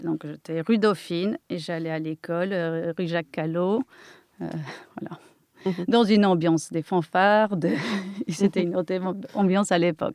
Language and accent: French; near Kraków, Lesser Poland, Poland; accent: Polish; French is a second language; moved away as an adult; now in France; je suis polonaise, euh, née en Pologne, euh, et je suis restée là-bas jusqu'à l'âge de 21 ans.